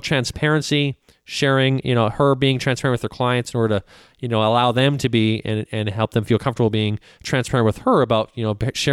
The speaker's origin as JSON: {"language": "English", "country": "Canada", "moved": "yes", "lives_now": "United States", "said": "I'm from Canada. So I immigrated to the United States in the late 90s"}